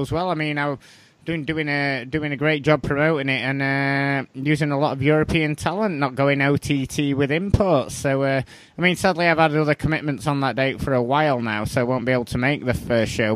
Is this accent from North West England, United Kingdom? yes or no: no; Sheffield, Yorkshire and the Humber, United Kingdom; my hometown of Sheffield